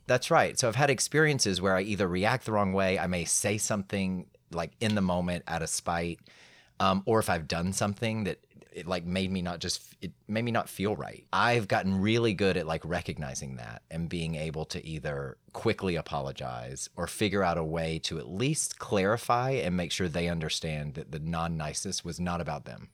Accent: Atlanta, Georgia, United States; I was raised in Atlanta

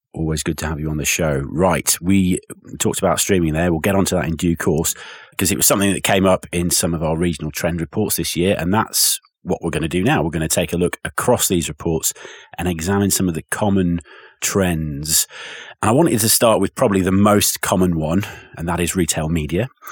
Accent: England, United Kingdom; as an Englishman

